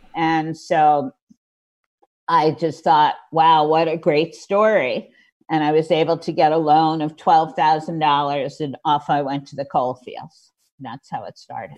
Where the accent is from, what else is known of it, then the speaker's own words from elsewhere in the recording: Scarsdale, New York, United States; I grew up in Scarsdale, New York.